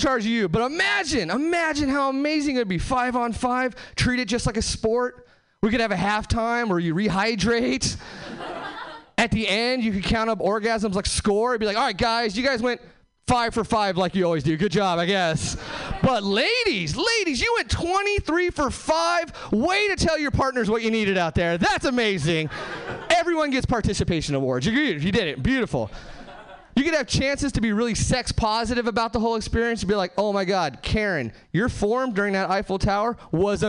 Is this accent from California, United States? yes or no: yes; Hesperia, California, United States; now in Seattle, United States